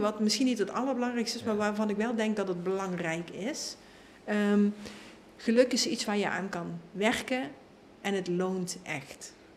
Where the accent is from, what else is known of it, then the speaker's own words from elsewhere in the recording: Limburg, Netherlands; ik kom uit Limburg